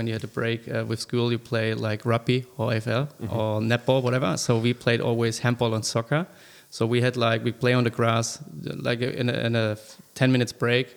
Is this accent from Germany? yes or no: yes; Germany; moved away as an adult; now in Sydney, Australia; I'm originally from Germany